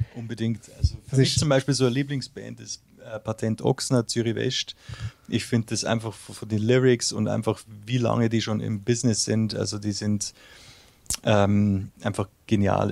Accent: Munich, Bavaria, Germany; first language German; moved away as an adult; also born or lived in Uzwil, Switzerland; now in Switzerland; ich bin ja im Raum München aufgewachsen

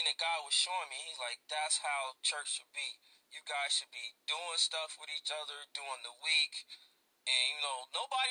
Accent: Gary, Indiana, United States; during my 21 years growing up in Gary, Indiana

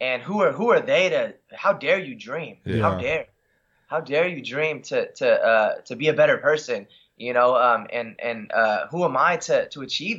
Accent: Los Angeles, California, United States; also born or lived in Oregon; I grew up in San Pedro. It's right next to Long Beach

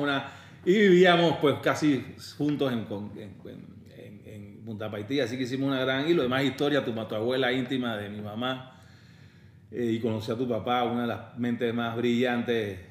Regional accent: Panama; also born or lived in London, United Kingdom; soy panameño de nacimiento, mitad colonense, mi mamá de Colón

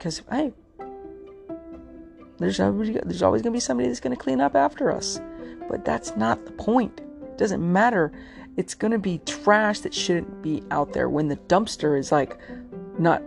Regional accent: United States; We as an American

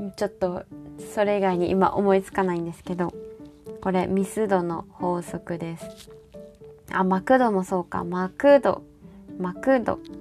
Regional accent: Kansai, Japan; now in Hokkaido, Japan; 私ら関西の人

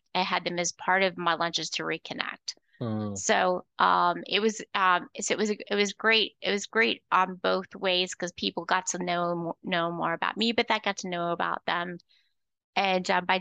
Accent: Florida, United States; also born or lived in North Georgia; now in Georgia, United States; I'm originally from Florida

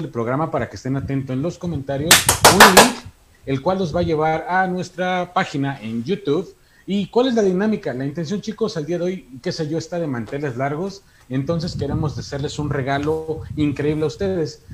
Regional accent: Hidalgo, Mexico; soy de Hidalgo

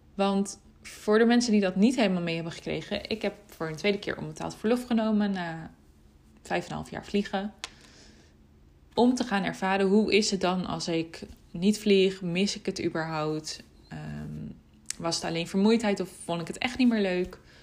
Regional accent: Almere, Flevoland, Netherlands; hier bij ons in Almere. In de buurt van waar mijn ouders wonen, waar ik ben opgegroeid

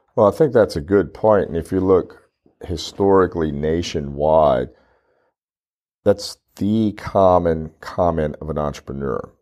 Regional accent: Louisiana, United States; now in Corpus Christi, United States; I'm from Louisiana, seven hours away, we have a couple of farms there, we enjoy going back

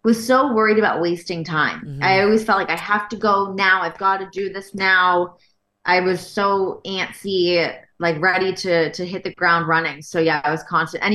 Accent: Canada; moved away as an adult; also born or lived in Toronto / Los Angeles; as a Canadian

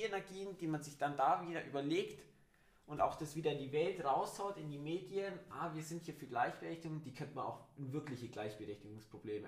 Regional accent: Germany; bei uns in Deutschland

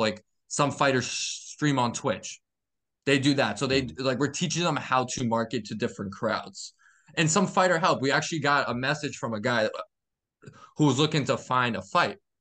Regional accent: Massachusetts, United States; I'm from Mass

